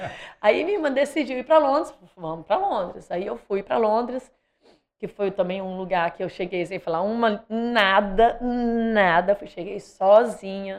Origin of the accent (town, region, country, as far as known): Espírito Santo, Brazil; moved away as an adult; also born or lived in Italy / London, United Kingdom / Australia